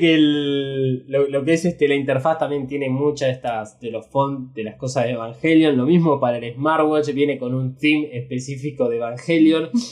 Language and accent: Spanish; Argentina; Somos Argentina.